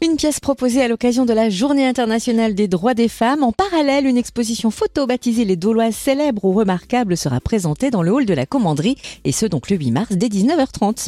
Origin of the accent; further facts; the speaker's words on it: Dole, Bourgogne-Franche-Comté, France; moved away; also born or lived in Pierre-de-Bresse; je suis née, à, à Dole, avec une maman jurassienne de Parcé